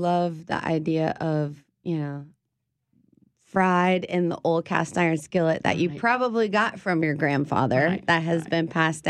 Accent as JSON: {"language": "English", "region": "South Louisiana", "country": "United States", "tie": "born or raised there", "said": "growing up in South Louisiana, we're like, no, you can eat that."}